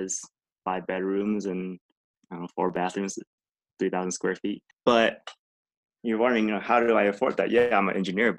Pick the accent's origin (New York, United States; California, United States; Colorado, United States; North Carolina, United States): Colorado, United States; Lakewood; also born or lived in Vietnam; I came over to America when I was 4 years old, came straight to Colorado, and I've been here ever since. I've been in Lakewood for the last, 24 years now